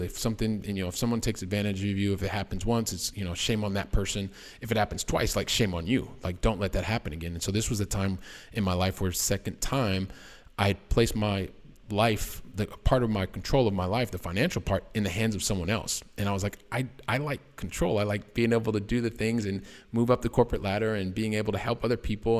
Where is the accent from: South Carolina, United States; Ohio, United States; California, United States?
Ohio, United States; Columbus; moved away as an adult; also born or lived in Oxford, Ohio; now in Barcelona, Spain; I am a guy from the Midwest, from uh, the wonderful state of Ohio, so from Columbus, Ohio